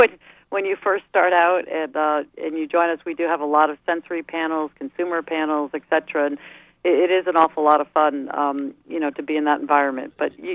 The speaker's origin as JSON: {"language": "English", "region": "East Coast", "country": "United States", "said": "I'm sorry, I'm from the East Coast."}